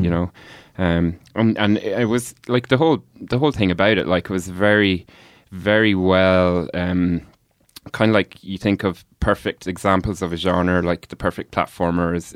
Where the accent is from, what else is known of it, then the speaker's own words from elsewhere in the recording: Kells, Leinster, Ireland; we grew up in Kells